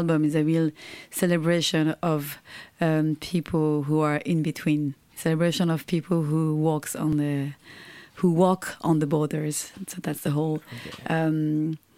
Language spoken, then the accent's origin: English; Tokyo, Japan; Tokyo is the city I was born